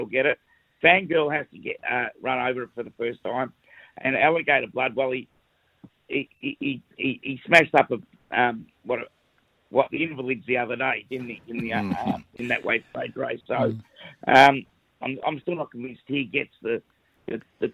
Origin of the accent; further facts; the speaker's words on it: Melbourne, Victoria, Australia; I'm from Melbourne